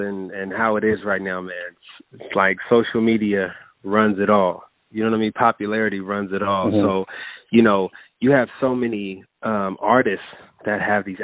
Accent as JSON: {"language": "English", "town": "Oakland", "region": "California", "country": "United States", "said": "I'm from the town. Like, I'm from Oakland."}